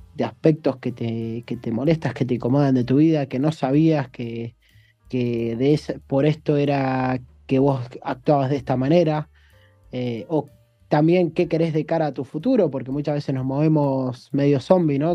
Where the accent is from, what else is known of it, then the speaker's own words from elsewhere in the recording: Argentina; moved away as an adult; now in China; yo creo que me crié en un contexto, en Argentina nos criamos todos